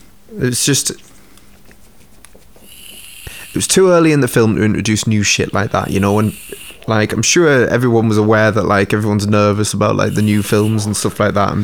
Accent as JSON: {"language": "English", "town": "Newcastle upon Tyne", "region": "North East England", "country": "United Kingdom", "accent": "Geordie", "said": "my accent. So Geordie"}